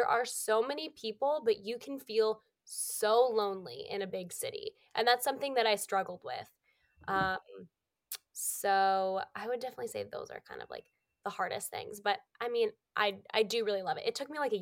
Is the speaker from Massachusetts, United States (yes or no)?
yes; Massachusetts, United States; moved away as an adult; now in New York, United States; I'm from Massachusetts. So I'm currently in Massachusetts. I'm still home for the holidays